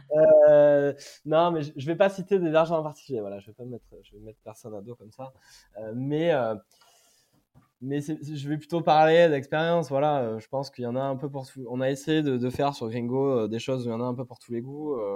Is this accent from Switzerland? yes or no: no; Brive-la-Gaillarde, Nouvelle-Aquitaine, France; je suis même de Brive-la-Gaillarde